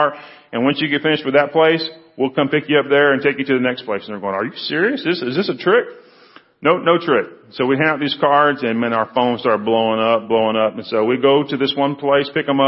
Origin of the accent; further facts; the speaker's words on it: Freeport, Texas, United States; I grew up down in Freeport, went to Brazosport High School, went to Brazosport Junior College for a couple of years